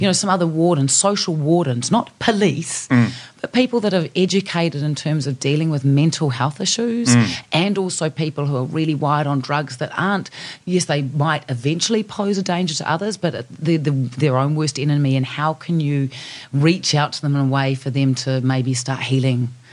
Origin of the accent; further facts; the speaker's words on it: New Zealand; I come from New Zealand. I'm a Kiwi.